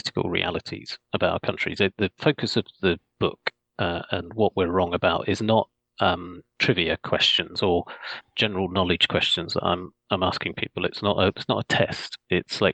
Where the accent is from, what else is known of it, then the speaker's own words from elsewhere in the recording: Scotland, United Kingdom; now in London, United Kingdom; I was born in Scotland